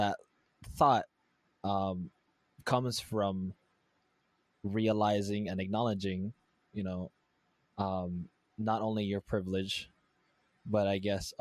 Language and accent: English; Hawaii, United States; my American upbringing